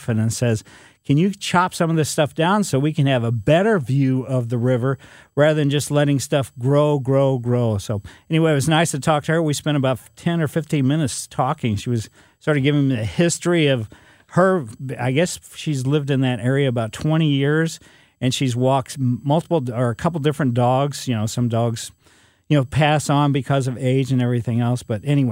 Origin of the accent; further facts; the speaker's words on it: Ellisville, Missouri, United States; I was a kid growing up in Ellisville